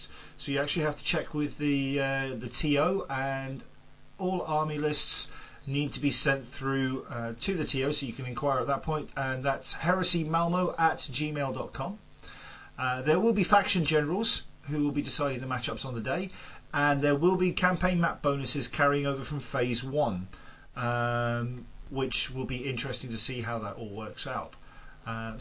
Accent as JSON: {"language": "English", "region": "England", "country": "United Kingdom", "moved": "yes", "said": "I'm the English guy here"}